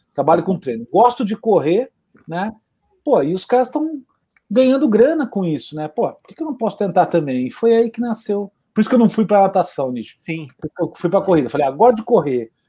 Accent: São Paulo, Brazil; also born or lived in Rio de Janeiro, Brazil; eu sou carioca de nascimento, vim para cá com 10 anos.

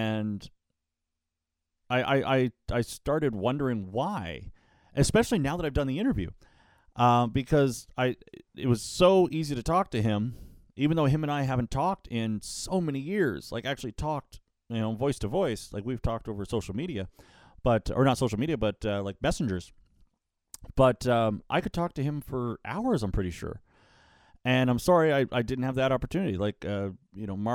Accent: Niagara area, Ontario, Canada; I'm from the Niagara area. I work a lot in Hamilton

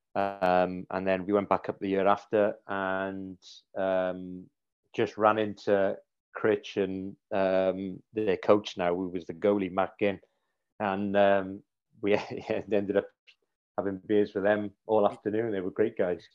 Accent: Cardiff, Wales, United Kingdom; moved away as an adult; now in Sheffield, United Kingdom; all the family, all the grandparents and aunts and uncles, cousins, we're all down in Cardiff still

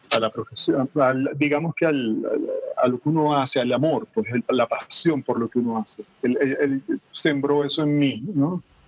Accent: Maracaibo, Zulia, Venezuela; now in Caracas, Venezuela; yo soy de Maracaibo

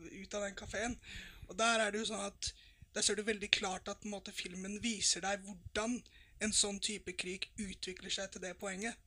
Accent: Norway; vi som nordmenn

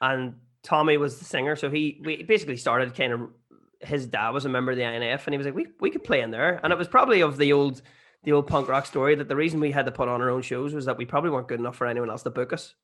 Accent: Bessbrook, Armagh, Northern Ireland, United Kingdom; I'm from Bestwick and Armagh

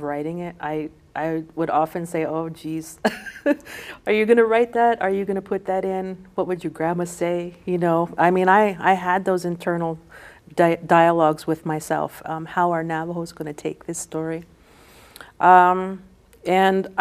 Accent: Tohatchi, New Mexico, United States; growing up in Tohatchee, I really wanted to make Tohatchee a character of the book, because that's my hometown

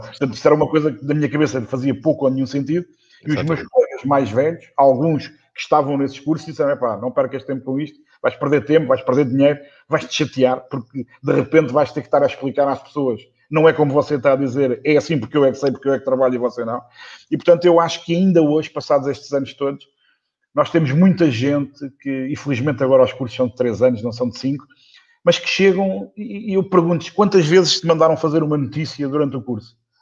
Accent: Portugal; o português, somos portugueses

